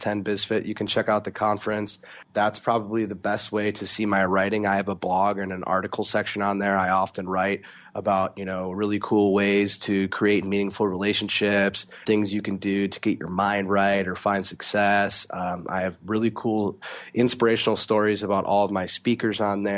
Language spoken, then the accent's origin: English; Florida, United States; I grew up in Florida